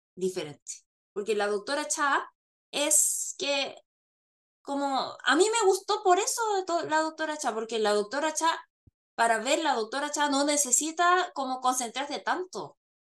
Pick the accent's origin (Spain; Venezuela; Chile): Chile; moved away; cuando estaba en Chile crecí viendo telenovelas mexicanas